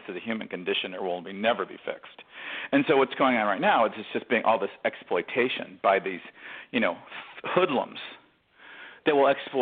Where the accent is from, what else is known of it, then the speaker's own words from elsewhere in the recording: Detroit, Michigan, United States; I come from Detroit